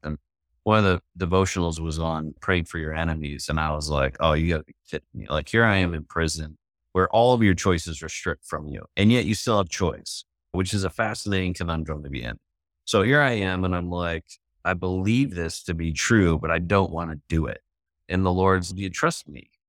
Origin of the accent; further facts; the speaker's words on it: Chicago, Illinois, United States; one of my nicknames was … because I was from Chicago